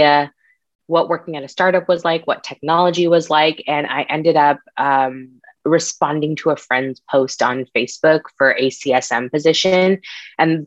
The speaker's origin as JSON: {"language": "English", "town": "San Diego", "region": "California", "country": "United States", "tie": "born or raised there", "also_born_or_lived": "Connecticut", "said": "We actually moved from Connecticut, where I was born, to San Diego to be closer to my mom's siblings. I was brought up in a very close-knit family"}